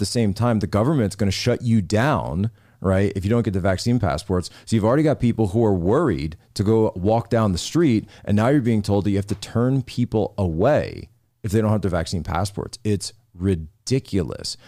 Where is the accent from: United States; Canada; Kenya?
United States; Philadelphia area, Pennsylvania; moved away; I grew up in the Philadelphia area, a town that just got totally engulfed by crime